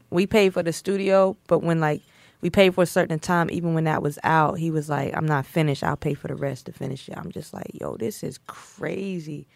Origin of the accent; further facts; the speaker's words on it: Snow Hill, North Carolina, United States; I'm from Snow Hill, North Carolina